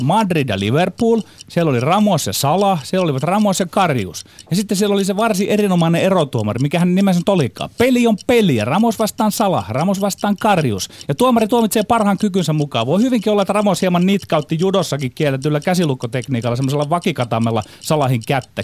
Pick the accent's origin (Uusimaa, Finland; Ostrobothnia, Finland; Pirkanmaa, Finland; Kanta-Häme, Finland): Ostrobothnia, Finland; Meillä Pohjanmaalla hulluus asuu meissä miehissä, viisaus naisissa